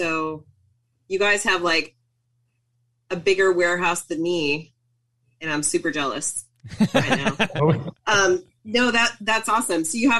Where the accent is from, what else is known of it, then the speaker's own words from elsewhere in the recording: Colorado, United States; now in California, United States; I could really 100% consider myself a Californian because I grew up in Colorado.